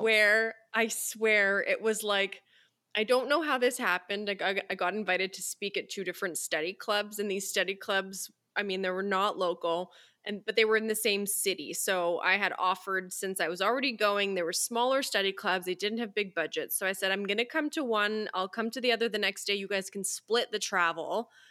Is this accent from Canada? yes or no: yes; Canada; I'm from Canada, so it's cold here